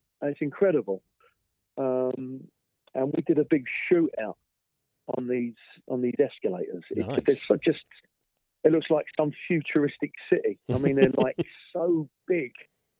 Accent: London, United Kingdom; I was born in East London, mm-hmm. I moved over to South East London

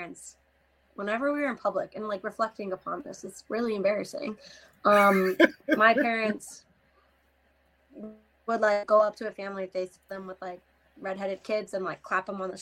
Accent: Pennsylvania, United States; I'm from Pennsylvania

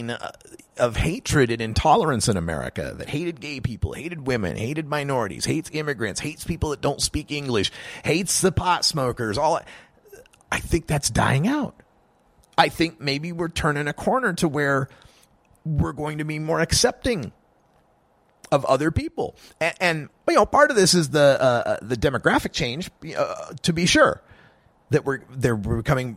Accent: Oregon, United States; also born or lived in Idaho; Oregon, my home state

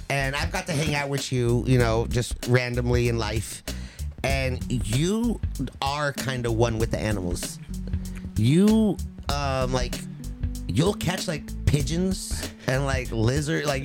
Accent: California, United States; Growing up in SoCal

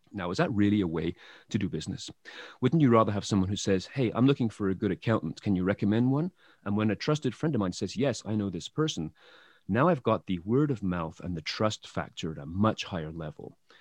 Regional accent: England, United Kingdom; moved away; I, I come from England originally

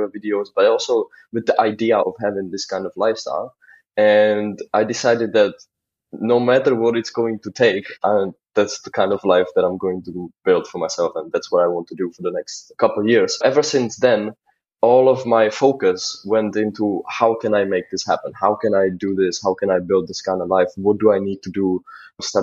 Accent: Czechia; moved away as an adult; also born or lived in Amsterdam, Netherlands; I'm from Czech Republic.

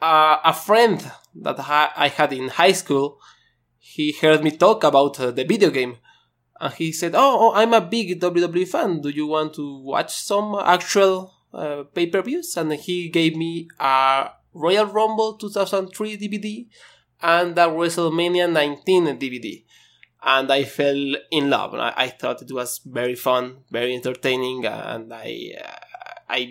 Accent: Mexico; I'm from Mexico

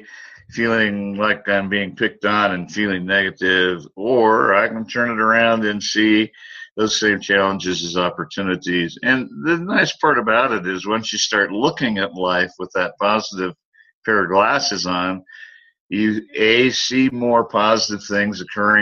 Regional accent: United States; my home country, the United States

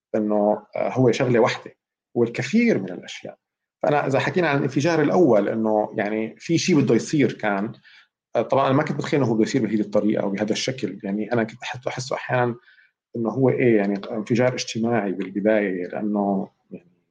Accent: Syria; moved away; انا مواطن سوري

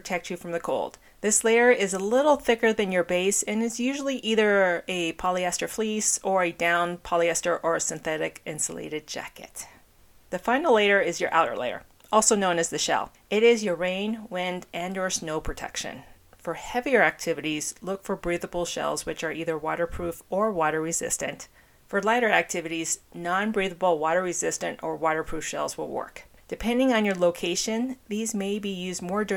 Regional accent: Phoenix, Arizona, United States; my hometown, the Valley of the Sun

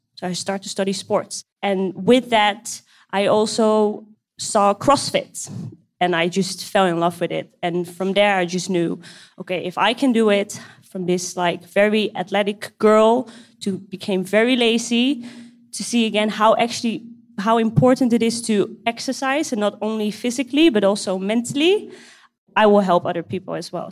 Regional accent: Amsterdam, North Holland, Netherlands; now in Kuwait; I'm 27 years old and I'm from the Netherlands, Amsterdam

